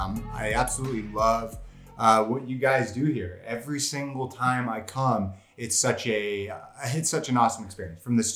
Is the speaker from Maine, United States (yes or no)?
no; Los Angeles, California, United States; I grew up in Los Angeles, Southern California.